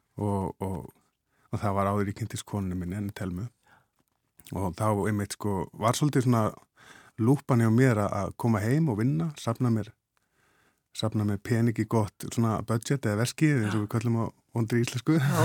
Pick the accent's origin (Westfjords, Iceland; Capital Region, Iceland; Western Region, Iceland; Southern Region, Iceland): Westfjords, Iceland; Ísafjörður; ég er að vestan. Ísafjörði